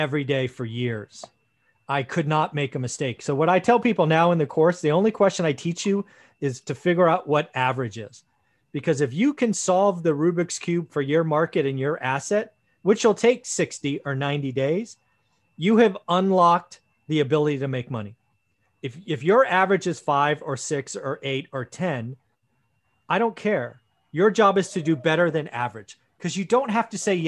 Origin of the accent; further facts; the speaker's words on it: Sunnyvale, California, United States; also born or lived in Santa Clara; I grew up in Sunnyvale, lived in Santa Clara.